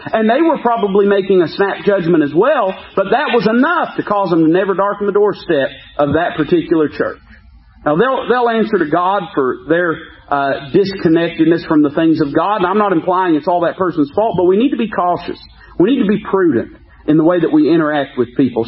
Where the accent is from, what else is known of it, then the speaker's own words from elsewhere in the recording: United States; as an American